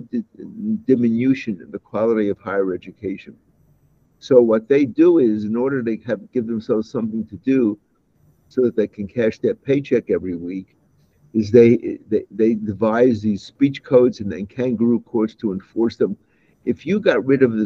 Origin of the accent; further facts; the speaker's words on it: New York City, New York, United States; moved away; I was born in the Bensonhurst section of Brooklyn, New York. And that was a neighborhood that was 50% Jewish and 50% Italian